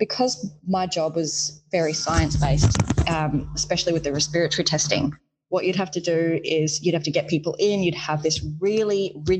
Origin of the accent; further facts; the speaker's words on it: Perth, Western Australia, Australia; moved away as an adult; also born or lived in Shark Bay, Western Australia / Coral Bay, Western Australia / Victoria; I actually grew up in sort of Western Australia around Shark Bay, Coral Bay